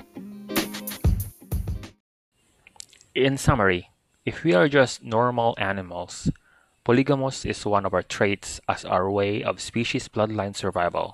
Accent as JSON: {"language": "English", "country": "Philippines", "said": "As Christian and as a Filipino"}